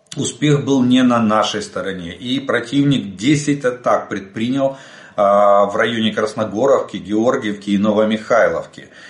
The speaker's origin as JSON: {"language": "Russian", "country": "Ukraine", "said": "мы из Украины"}